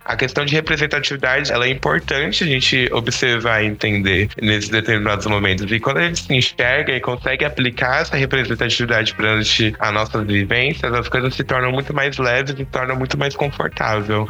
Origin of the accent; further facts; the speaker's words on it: São Paulo, Brazil; eu sou aqui de São Paulo